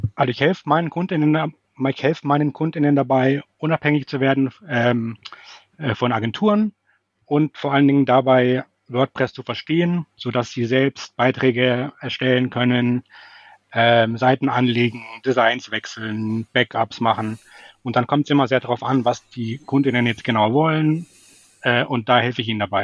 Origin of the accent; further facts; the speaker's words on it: Munich, Bavaria, Germany; moved away as an adult; now in Hamburg, Germany; ich komme ursprünglich aus München, deswegen ist das Servus dabei